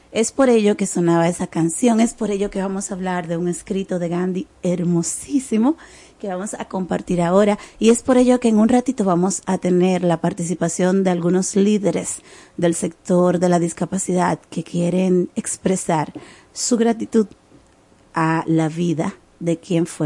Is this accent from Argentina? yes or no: no; Dominican Republic; una información sobre de Paulino que nos enorgullece que nos eleva como dominicanos, como dominicanas